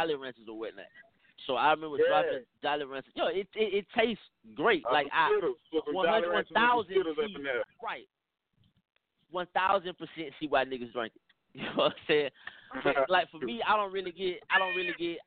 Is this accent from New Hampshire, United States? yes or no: no; Atlanta, Georgia, United States; I'm from Atlanta